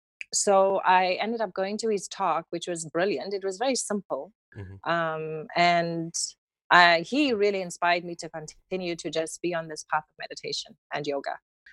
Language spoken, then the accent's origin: English; Cape Town, Western Cape, South Africa; accent: South African; I was born and raised in the city of Cape Town.